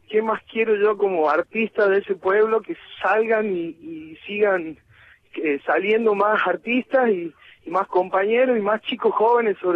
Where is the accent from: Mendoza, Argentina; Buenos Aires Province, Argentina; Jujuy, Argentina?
Jujuy, Argentina; El Carmen; de mi pueblo, del Carmen